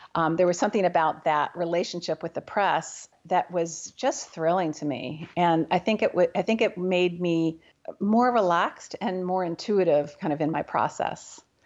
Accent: New Haven, Connecticut, United States; now in Bainbridge Island, United States; I grew up in New Haven, Connecticut.

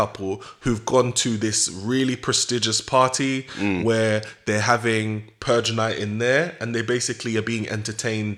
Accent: Jamaica; as a Jamaican

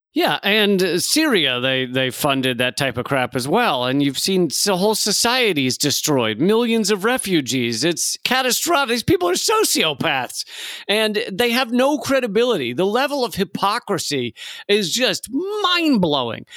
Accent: United States; I'm an American living in America.

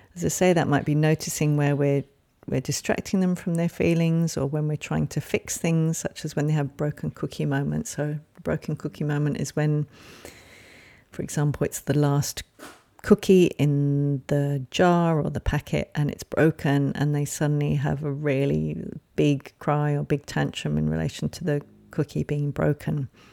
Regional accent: England, United Kingdom; moved away; that was certainly the language I grew up with growing up in England

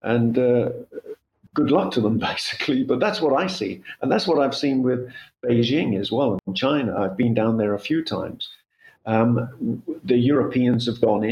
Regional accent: United Kingdom; moved away as an adult; now in Portugal; I grew up in the UK, I'm British

